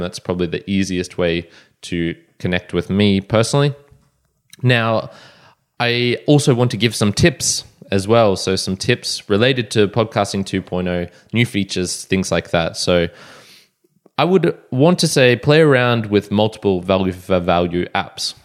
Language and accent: English; Australia; I'm Australian